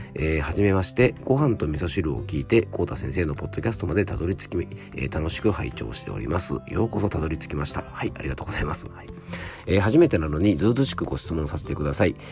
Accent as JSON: {"language": "Japanese", "town": "Fuefuki", "region": "Yamanashi", "country": "Japan", "tie": "born or raised there", "said": "僕の地元のあの山梨県の笛吹市のね伊沢町"}